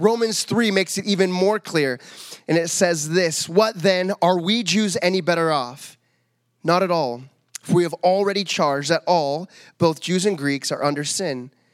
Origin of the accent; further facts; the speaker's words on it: Medford, Oregon, United States; moved away; I grew up in the States